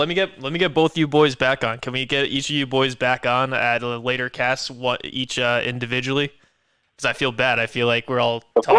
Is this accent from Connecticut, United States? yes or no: yes; Connecticut, United States; also born or lived in Maryland; I was born in Maryland, but I rep Connecticut.